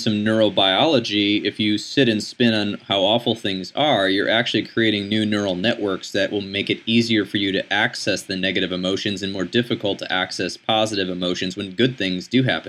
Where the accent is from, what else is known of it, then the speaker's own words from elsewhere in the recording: United States; growing up in the United States, in our Western mindset